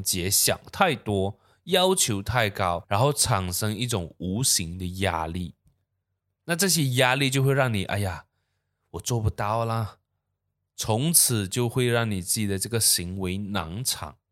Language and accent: Chinese; Malaysia